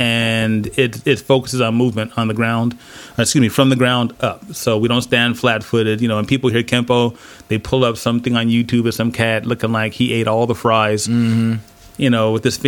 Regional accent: San Diego, California, United States; Oh man, I was lucky because even though I started in the late 70s

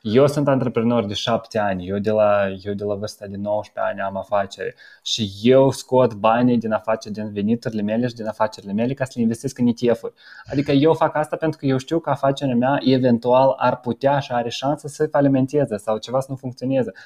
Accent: Moldova; now in Romania; noi care venim din Republica Moldova

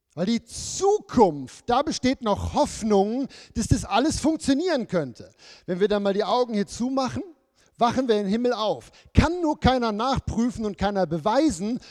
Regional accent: Germany; moved away; bei uns früher in Deutschland

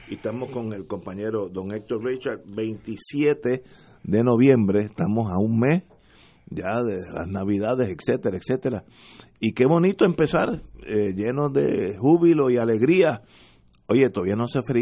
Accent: Puerto Rico; Yo soy puertorriqueño que hubiera nacido en la luna.

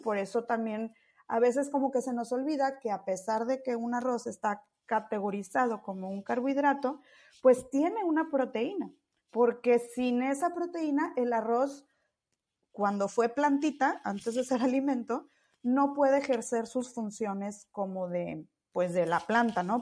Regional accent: Monterrey, Nuevo León, Mexico; yo soy de Monterrey

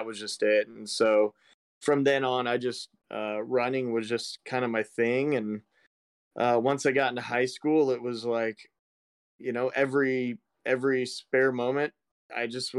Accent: East Central Illinois, United States; East Central Illinois, in the middle of a cornfield. Just south of Chicago

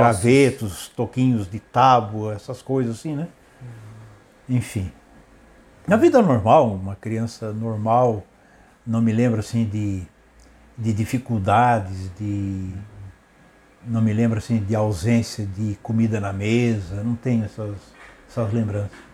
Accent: Criciúma, Santa Catarina, Brazil; also born or lived in Urussanga, Santa Catarina, Brazil; nasci na cidade de Uruçanga, é, no dia 27 de 12 de 1956

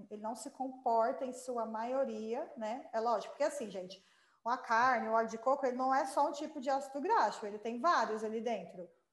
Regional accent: Goiás, Brazil; nós somos é, goianos

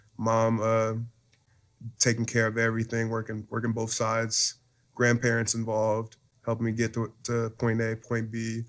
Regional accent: Hamilton, Ohio, United States; I'm from Cincinnati area, more specifically Hamilton, Ohio.

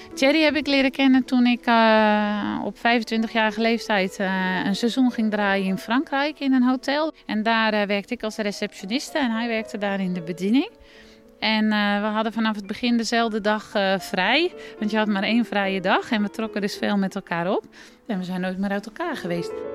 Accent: Netherlands; moved away as an adult; now in France; Als echte Nederlander

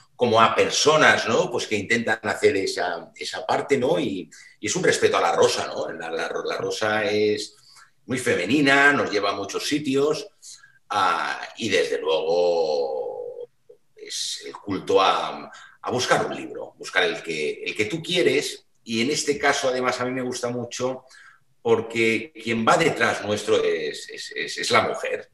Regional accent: Mallorca, Balearic Islands, Spain; now in Barcelona, Spain; yo soy isleño de Mallorca

